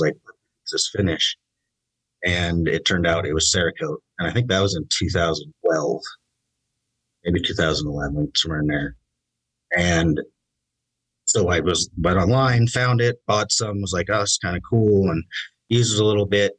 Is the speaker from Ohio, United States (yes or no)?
no; Idaho, United States; I was born and raised in Idaho